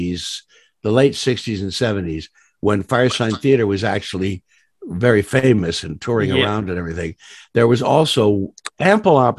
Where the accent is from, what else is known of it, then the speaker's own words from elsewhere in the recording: New York, United States; also born or lived in Goshen, Indiana; I grew up in New York